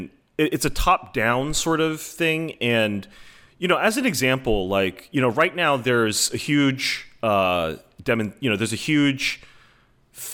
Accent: United States; And for me as an American, I guess, I would say that, you know, I do hold hope that American people are capable of that good faith

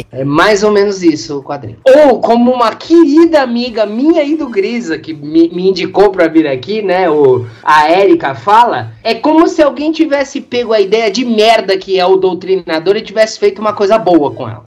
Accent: São Paulo, Brazil; eu sou de São Paulo

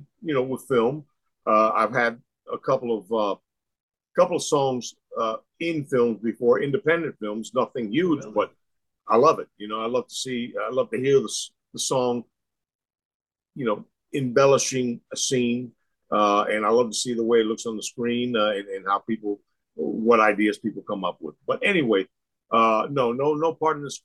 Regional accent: Tampa, Florida, United States; growing up in Tampa

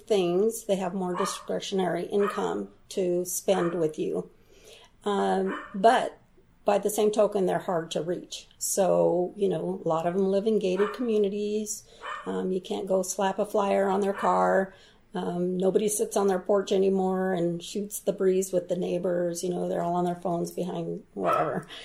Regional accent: Southern Oregon, United States; moved away as an adult; also born or lived in South Korea / Seattle; I Went to all kinds of schools from Rogue River to Central Point to Medford

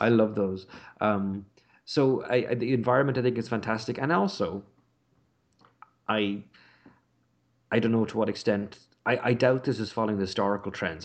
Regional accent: Ireland; also born or lived in Britain; now in United Kingdom; growing up in Ireland, as I did, and living in Britain

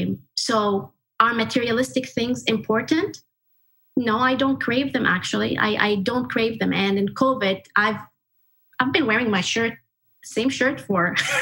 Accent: Kuwait; moved away as an adult; also born or lived in Egypt; And I grew up in Kuwait most of my life up until about 18 or 19 years of age. And I grew up in a very traditional family.

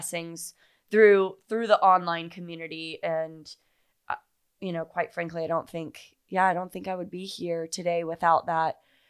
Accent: Fort Myers, Florida, United States; also born or lived in Naples / Miami; now in Charleston, United States; Fort Myers and Naples. {S2} Okay, yeah. {S1} And lived in Miami and Fort Lauderdale. Went to college in Jacksonville Beach. Like, I'm such a Florida girl.

